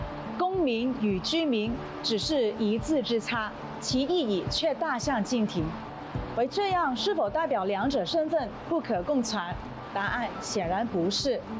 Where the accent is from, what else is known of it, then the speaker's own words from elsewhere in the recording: Hong Kong; 更加提醒我们香港人要做好公民责任，做一个守法的香